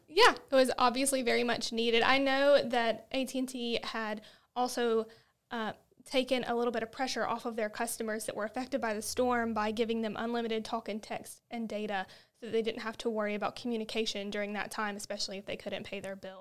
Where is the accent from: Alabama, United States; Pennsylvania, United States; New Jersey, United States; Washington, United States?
Alabama, United States; we're from Alabama, and that's what we do here